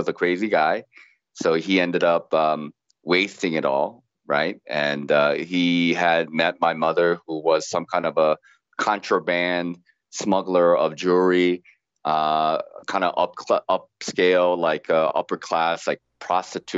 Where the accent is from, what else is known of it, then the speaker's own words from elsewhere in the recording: Ripon, Wisconsin, United States; also born or lived in South Korea; I grew up in Ripon, Wisconsin, home of the Republican Party